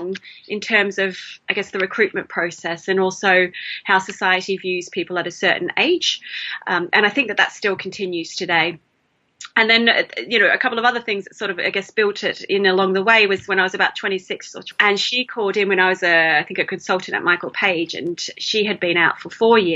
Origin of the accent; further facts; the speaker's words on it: Melbourne, Victoria, Australia; moved away; I'm sure you can hear the accent. I'm originally from Melbourne in Australia.